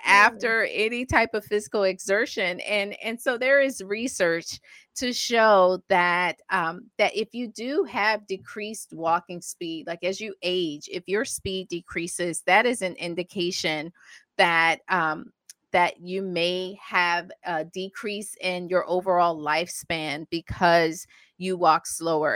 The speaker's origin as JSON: {"language": "English", "region": "the South", "country": "United States", "tie": "born or raised there", "said": "I grew up in the South"}